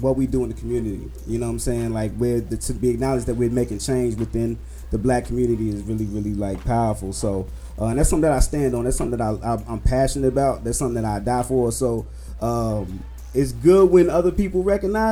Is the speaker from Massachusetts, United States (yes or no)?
no; Chicago, Illinois, United States; I grew up in West Englewood